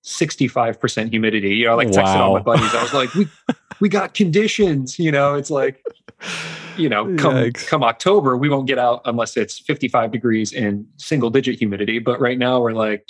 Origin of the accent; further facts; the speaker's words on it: Michigan, United States; moved away as an adult; also born or lived in Los Angeles, California; now in Kentucky, United States; I grew up in Michigan